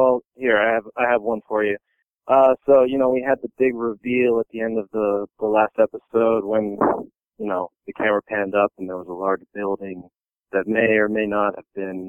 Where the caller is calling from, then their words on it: Cambridge, Massachusetts, United States; Cambridge, Massachusetts.